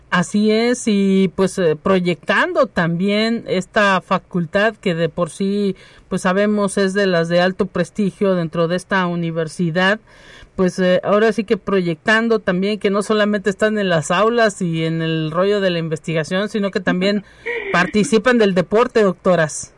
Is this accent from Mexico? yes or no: yes; Mexico; uno como mexicano